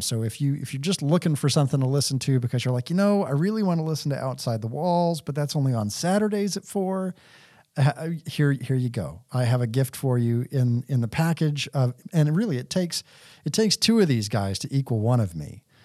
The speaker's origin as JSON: {"language": "English", "region": "Texas", "country": "United States", "tie": "born or raised there", "said": "I grew up in Texas"}